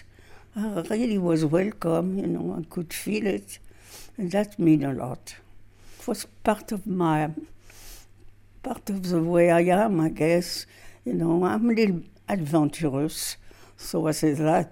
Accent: Villejuif, Île-de-France, France; English is a second language; moved away as an adult; now in Montana, United States; I am from France, near Paris, on a suburb

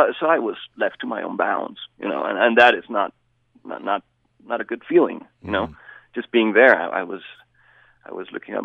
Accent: Bogota, Colombia; now in Hyrum, United States; I am originally from Bogota, Colombia

